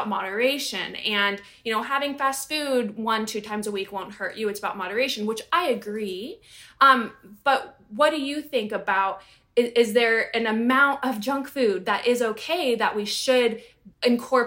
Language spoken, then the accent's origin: English; United States; as an American growing up